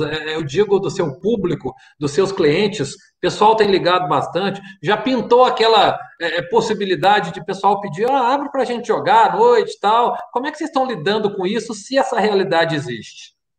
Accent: Varginha, Minas Gerais, Brazil; Nós que somos aqui de Varginha

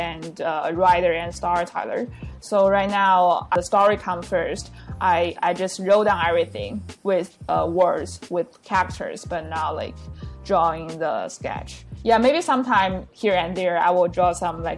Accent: Hebei, China; English is a second language; also born or lived in United States; I was born and raised in Hebei, like a very small province city in Beijing, near Beijing, and born and raised in a very normal family

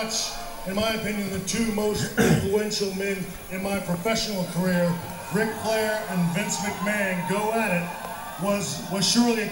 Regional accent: Texas, United States; the two guys from my home state

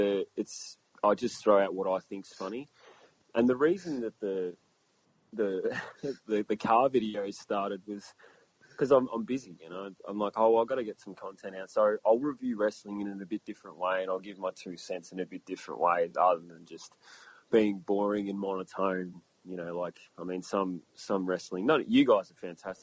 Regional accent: Australia; accent: Aussie; being an Australian fan of the WWE

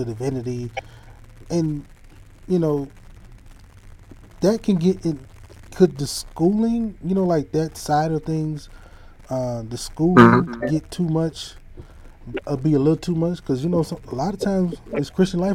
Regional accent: Hattiesburg, Mississippi, United States; We grew up together in my hometown, his hometown, Hattiesburg, Mississippi

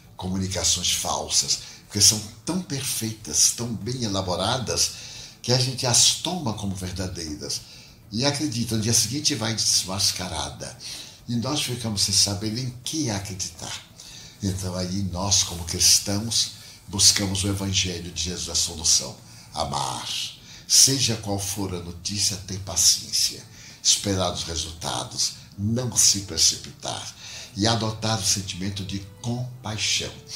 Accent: Feira de Santana, Bahia, Brazil; born or raised there; moved away as an adult

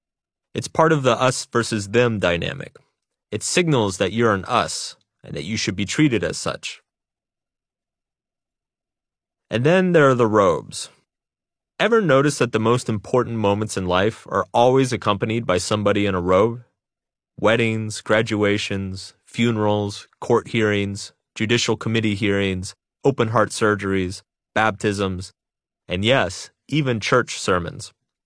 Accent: Texas, United States; Growing up in Texas, Jesus and football were the only gods that mattered.

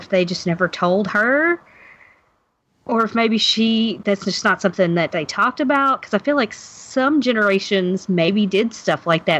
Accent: Kentucky, United States; now in Louisville, United States; I'm from Kentucky

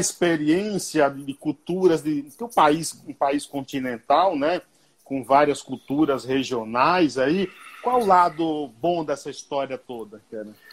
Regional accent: interior of Bahia, Brazil; now in São Paulo, Brazil; E o sotaque, cara, é totalmente diferente da gente que é do interior da Bahia

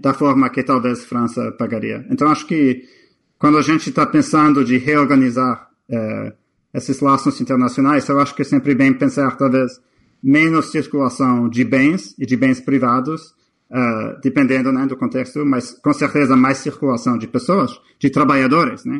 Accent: Canada; now in United States; eu sou canadense. A minha mãe, a minha mãe é guatemalteca

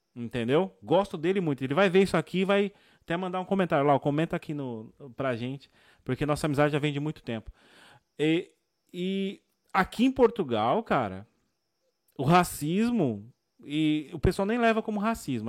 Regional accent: São Paulo, Brazil; Eu sou da zona sul de São Paulo, eu cresci no Capão Redondo

